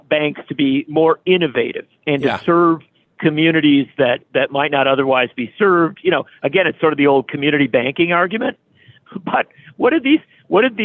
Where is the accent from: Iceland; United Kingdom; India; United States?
United States; Union Grove, Wisconsin; I grew up in Union Grove, Wisconsin, a small town. I still live in Wisconsin.